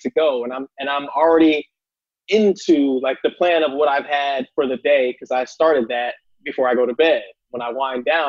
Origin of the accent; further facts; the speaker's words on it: Columbus, Ohio, United States; I'm from Columbus, Ohio. Grew up on the east side in the city.